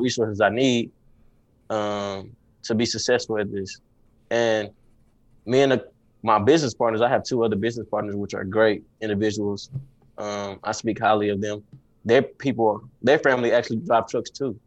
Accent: Dallas, Texas, United States; I'm from Dallas, Texas

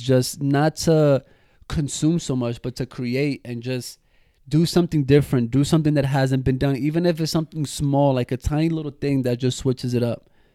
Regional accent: United States; us that we're from the States

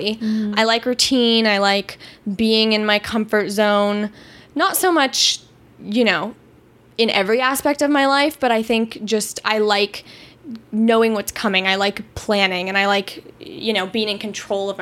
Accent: Los Angeles, California, United States; also born or lived in Chicago; I moved to LA when I was very, very young. So my life has basically been born and raised here

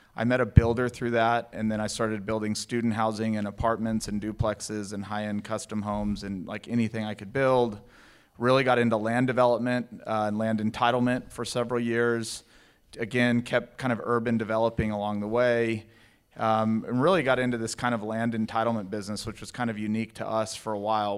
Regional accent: El Paso, Texas, United States; moved away as an adult; also born or lived in Fort Worth, Texas; I grew up in El Paso, Texas, went to T C U in Fort Worth, Texas

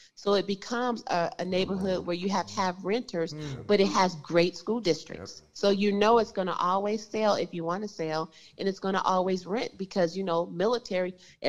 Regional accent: Compton, California, United States; I'm from Compton

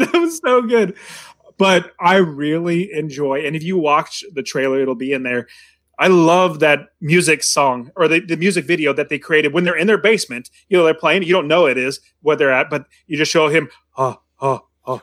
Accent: United States; growing up in America, you obviously know American culture

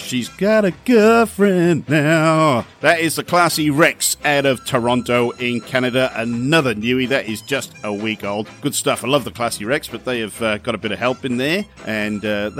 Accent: Wales, United Kingdom; moved away; we're going to go back to my home country. This is a band out of Aberystwyth in Wales.

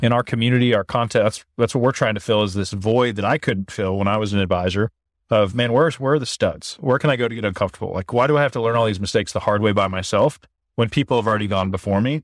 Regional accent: Oregon, United States; I grew up small town in Oregon

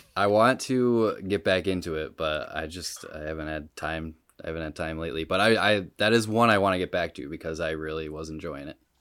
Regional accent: Rochester, New York, United States; I'm from Rochester

